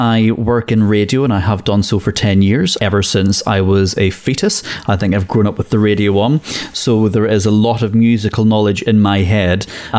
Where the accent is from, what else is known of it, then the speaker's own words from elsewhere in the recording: Northern Ireland, United Kingdom; And I grew up in Northern Ireland and I know country music.